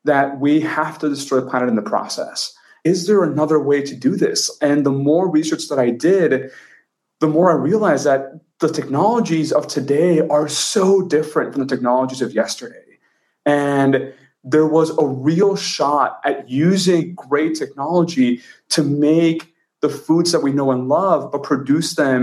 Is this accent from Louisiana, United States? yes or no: no; Texas, United States; moved away as an adult; now in San Francisco, United States; I grew up in Texas and I'm Mexican by heritage